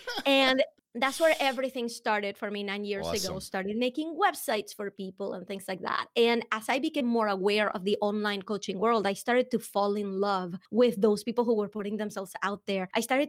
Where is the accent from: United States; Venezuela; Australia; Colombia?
Venezuela; accent: Venezuelan; English is a second language; I am actually from Venezuela. So before you spend the rest of the hour trying to figure out where the accent is coming from, it is Venezuelan.